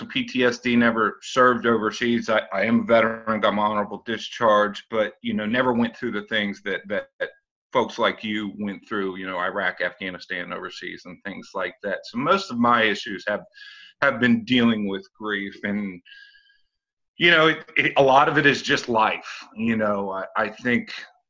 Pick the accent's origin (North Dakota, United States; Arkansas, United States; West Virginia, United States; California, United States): West Virginia, United States; Morgantown; moved away as an adult; also born or lived in Clinton, Maryland; now in Dallas, United States; I was born in Clinton, Maryland, Prince George's County area. Both of my parents were federal employees. Mom worked at the census. My father worked at the DOD. So lived there until I was nine. Then we moved to Morgantown, West Virginia, which is where my family is from. Ended up graduating high school